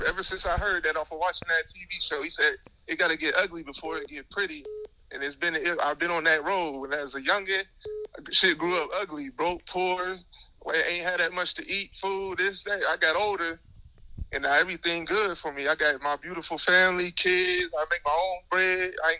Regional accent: the South, United States; You know, I'm from the South. So we like, when I go down there, this ain't nothing.

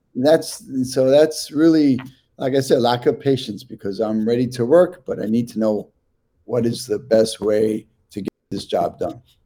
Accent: New York City, New York, United States; moved away as an adult; also born or lived in San Francisco / Queens / Jerusalem, Israel; now in New Jersey, United States; I'm born and raised in Washington Heights, Manhattan. Um, that's where this accent comes from.

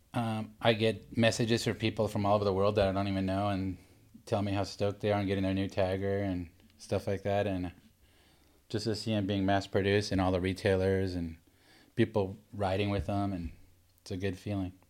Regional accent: Laguna Beach, California, United States; I grew up in Laguna Beach.

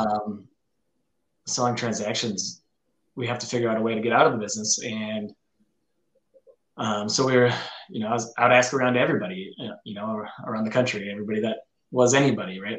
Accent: northern Minnesota, United States; now in Rochester, United States; I, grew up in northern Minnesota, and now I'm down in southern Minnesota

